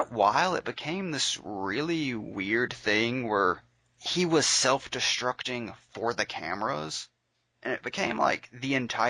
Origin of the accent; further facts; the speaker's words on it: Sims, Alabama, United States; this happened in my hometown, down the street from me.